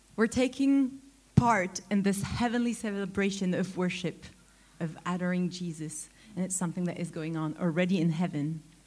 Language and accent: English; Neuchâtel, Switzerland; moved away; my hometown, Neuchâtel.